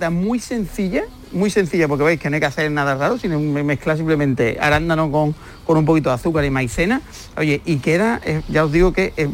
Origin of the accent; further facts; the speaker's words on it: Huelva, Andalusia, Spain; en mi tierra, en Huerva